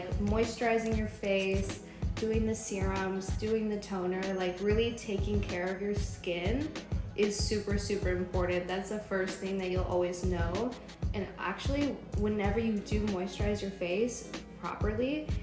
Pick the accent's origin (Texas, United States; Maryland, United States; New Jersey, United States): Texas, United States; San Antonio; I'm from San Antonio, I'm 23